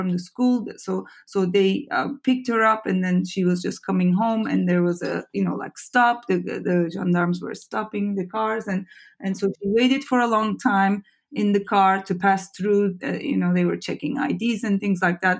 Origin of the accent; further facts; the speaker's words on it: Turkey; I grew up and studied in Turkey